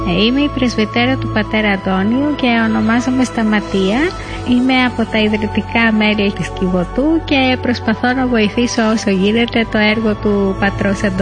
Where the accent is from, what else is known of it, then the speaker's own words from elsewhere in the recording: Albania; είμαι 20 χρονών και είμαι από την Αλβανία.